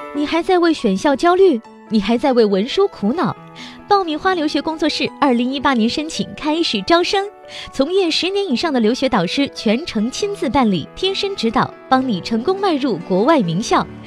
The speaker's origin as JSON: {"language": "Chinese", "country": "China", "said": "我们中国人"}